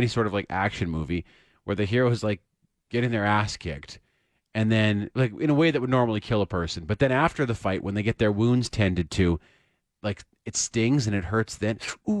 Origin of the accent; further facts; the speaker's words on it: Saskatchewan, Canada; I grew up in Saskatchewan